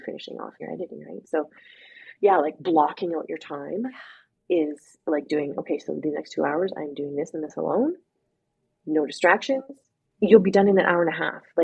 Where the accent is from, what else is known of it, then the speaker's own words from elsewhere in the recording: Alberta, Canada; I grew up in Alberta